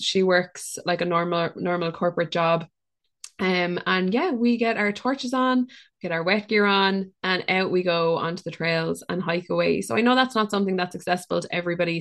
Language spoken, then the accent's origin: English; Ireland; us as Irish people or people who live on Irish land